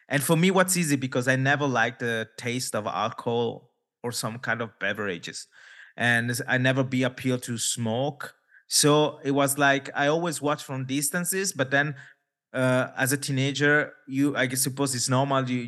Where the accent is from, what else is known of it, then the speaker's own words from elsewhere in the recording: India; maybe also for because my origins, because I'm from India, people ask me, oh, it's because of your religion.